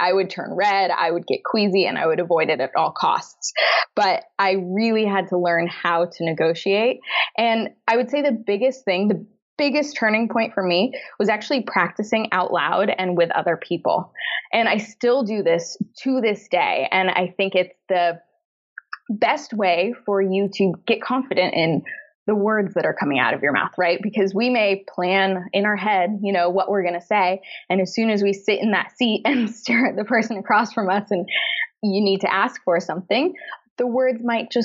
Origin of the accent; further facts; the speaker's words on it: San Francisco, California, United States; moved away as an adult; also born or lived in Los Angeles; now in London, United Kingdom; we're originally from San Francisco, also another not cheap city